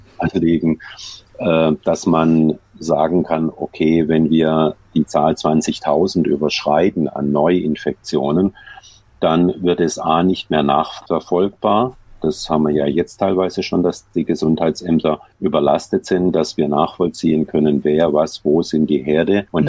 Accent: Heilbronn, Baden-Württemberg, Germany; moved away; also born or lived in Wiesbaden; in meiner Heimatstadt in Heilbronn

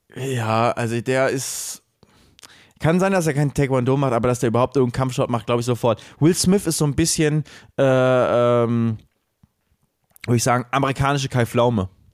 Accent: Cologne, North Rhine-Westphalia, Germany; wir sind Kölner

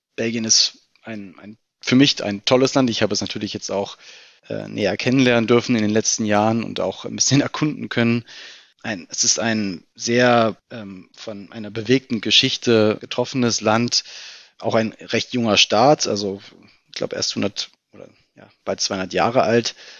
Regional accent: Berlin, Germany; ich bin Berliner, bin im äh, Südwesten Berlins aufgewachsen, in Steglitz-Lichterfelde

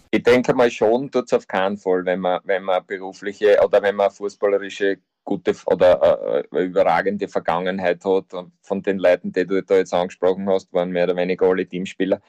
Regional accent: Austria; bei uns in Österreich

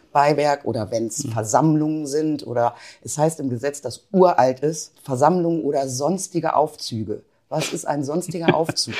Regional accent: Wolfsburg, Lower Saxony, Germany; moved away as an adult; also born or lived in Hanover / Münster; now in Bielefeld, Germany; In Hannover geboren, aufgewachsen in Wolfsburg, zu einem Randgebiet damals, ähm, studiert in Münster, 98 nach Bielefeld gekommen

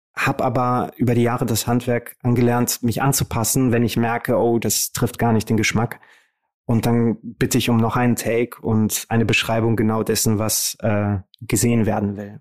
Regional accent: Romania; now in Germany; Rumänien ist der Ort, wo ich eigentlich hineingeboren wurde. Und wenn meine Eltern nicht den Mut gehabt hätten, dieses Land zu verlassen, um mir und meiner Schwester eine bessere Zukunft zu ermöglichen, dann würde ich da noch leben

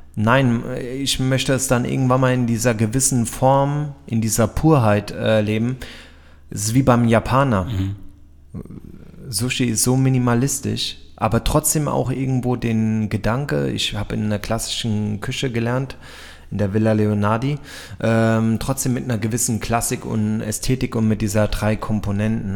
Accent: Frankfurt, Hesse, Germany; Ich komme aus Frankfurt

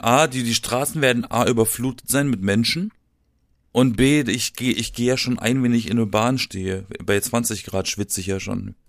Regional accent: Southern Germany, Germany; Ich komme aus dem Süden von Deutschland

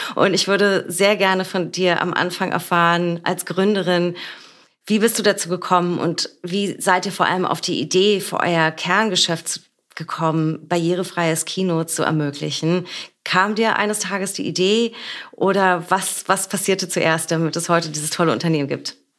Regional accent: Berlin, Germany; born or raised there

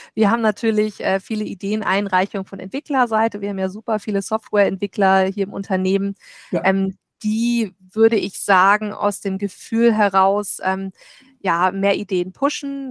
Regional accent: Germany; als Deutsche

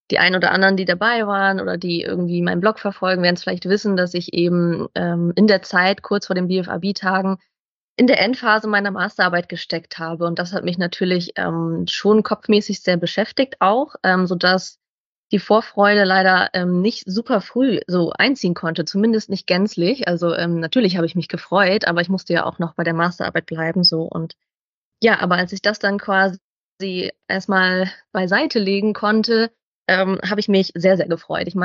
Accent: Bremen, Germany; Ich komme ja aus dem Norden, Bremen, und genau, bin dann mit dem Zug angereist

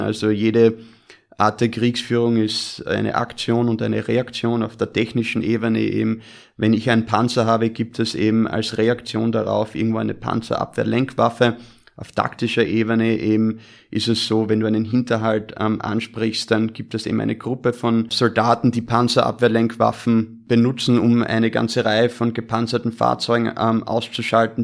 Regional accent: Austria; moved away; also born or lived in United States; bin gebürtiger Österreicher, habe aber die Hälfte meines Lebens in den Vereinigten Staaten verbracht

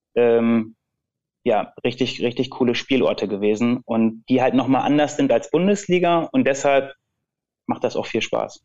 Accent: Lüneburg district, Lower Saxony, Germany; ich komme ja aus dem Bezirk Lüneburg

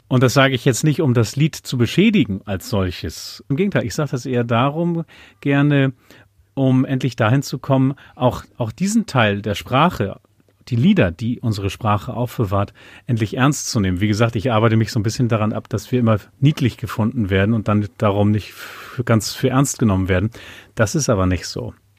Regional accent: Uelzen district, Lüneburg Heath, Lower Saxony, Germany; first language German; also born or lived in Buxtehude; now in Schleswig-Holstein, Germany; ich bin alter Niedersachse. Es gibt die Stadt Buxtehude, da bin ich geboren. Und dann, weil meine Eltern dann einen Hof gekauft haben in der Lüneburger Heide, mit einem Jahr schon umgezogen in den Landkreis Uelzen in Niedersachsen, Lüneburger Heide, Ostheide. Und da bin ich schon aufgewachsen.

